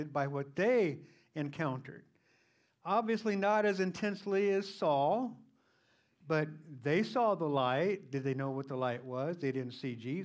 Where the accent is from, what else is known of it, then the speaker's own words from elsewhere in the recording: United States; as Christians, and as American Christians